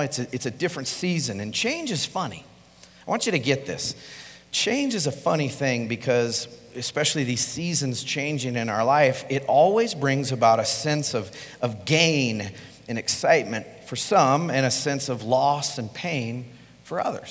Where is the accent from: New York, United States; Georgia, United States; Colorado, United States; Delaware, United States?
Colorado, United States; I'm from Colorado. I'm a native, born and raised here.